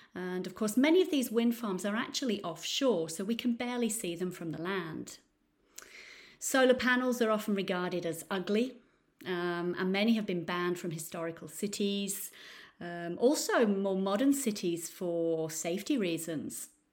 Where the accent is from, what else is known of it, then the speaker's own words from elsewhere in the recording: Nottingham, East Midlands, United Kingdom; now in Florence, Italy; I'm actually from Nottingham in the U K, but I now live in beautiful Florence in Italy.